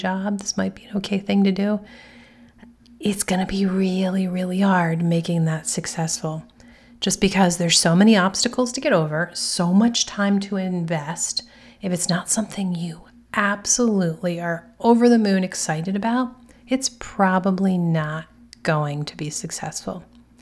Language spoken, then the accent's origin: English; United States; Being an American